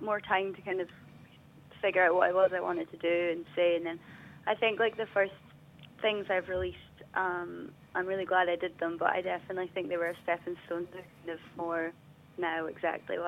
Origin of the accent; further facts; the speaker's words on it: Dundee, Scotland, United Kingdom; growing up in Dundee